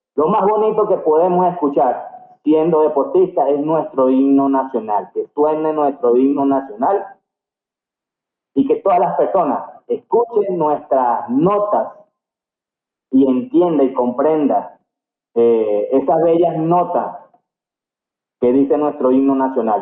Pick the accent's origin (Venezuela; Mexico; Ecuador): Venezuela; moved away as an adult; also born or lived in Cartagena, Colombia; soy venezolano con orgullo